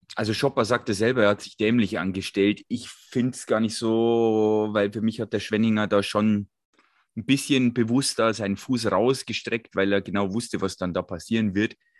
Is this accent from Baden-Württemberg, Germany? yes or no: no; Bogen, Bavaria, Germany; aus Bogen, wo ich mein Geburtsort